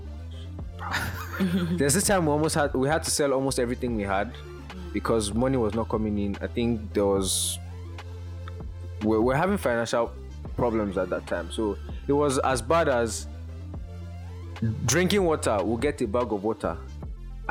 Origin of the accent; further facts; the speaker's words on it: Lagos, Nigeria; I grew up in Lagos.